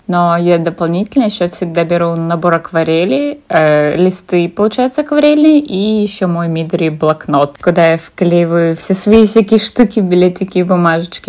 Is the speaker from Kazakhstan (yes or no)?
yes; Kazakhstan; я из Казахстана